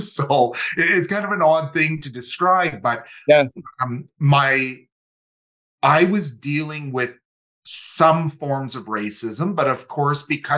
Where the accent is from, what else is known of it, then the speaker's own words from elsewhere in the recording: Calgary, Alberta, Canada; also born or lived in Winnipeg; So came from the Métis homeland, but we moved to Calgary in 1985. So I was 9 years old and grew up in Calgary. And for my mother and myself, Calgary is definitely home.